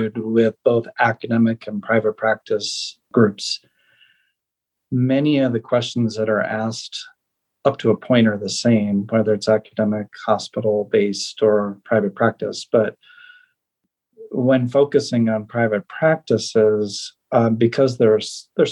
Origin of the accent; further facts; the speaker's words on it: Northern Illinois, United States; moved away as an adult; also born or lived in Iowa / Atlanta; now in Colorado, United States; I grew up in Northern Illinois and went to the University of Iowa